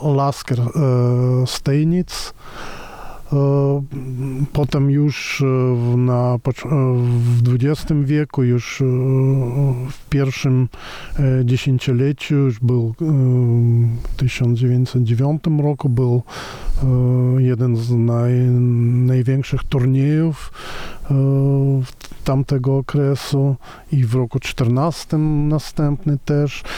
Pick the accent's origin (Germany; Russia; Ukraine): Russia; Moscow; now in Poland; ja wychowałem się w Moskwie